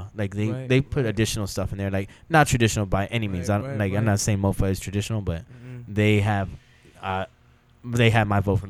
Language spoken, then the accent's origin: English; Texas, United States; now in New Orleans, United States; I'm from Texas